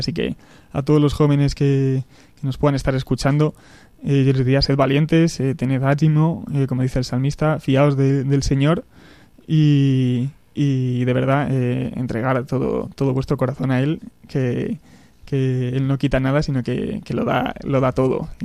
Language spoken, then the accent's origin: Spanish; Béjar, Castile and León, Spain; moved away as an adult; also born or lived in Salamanca / Madrid; viví, de pequeño en, en Béjar, en mi pueblo, al sur de Salamanca